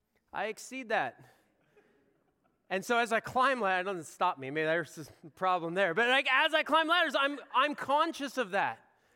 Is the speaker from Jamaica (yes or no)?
no; Pacific Northwest, United States; I have what I like to think is a healthy fear of grizzly bears. I grew up in the Northwest. It was a real thing.